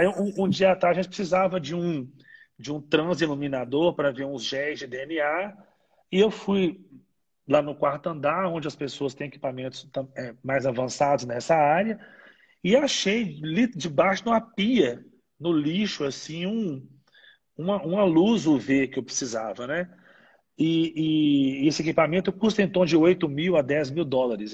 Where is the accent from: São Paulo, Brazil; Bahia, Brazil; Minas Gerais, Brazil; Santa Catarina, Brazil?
Minas Gerais, Brazil; Ipatinga; Minas Gerais, que, que né, que é onde eu nasci, eu sou de Patinga